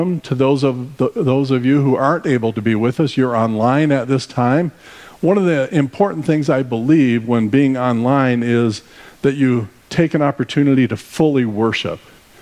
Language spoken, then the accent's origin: English; Arizona, United States; We are from Arizona, so we traveled from Arizona to join you for the summer